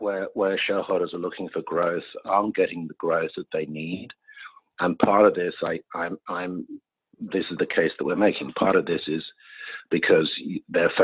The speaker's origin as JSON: {"language": "English", "country": "United Kingdom", "tie": "born or raised there", "moved": "yes", "lives_now": "United States", "said": "I grew up in the United Kingdom."}